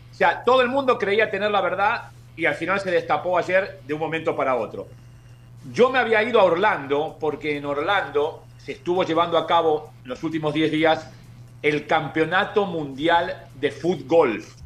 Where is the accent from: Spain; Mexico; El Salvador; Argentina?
Argentina; Buenos Aires; now in Miami, United States; yo soy de, como la mayoría de los millones de argentinos que somos de la capital